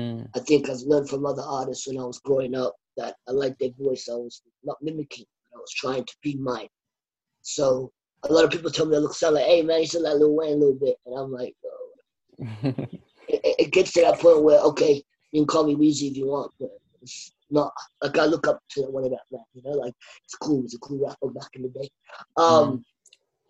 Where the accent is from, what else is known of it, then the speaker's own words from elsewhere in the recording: Australia; I'm born and raised in Australia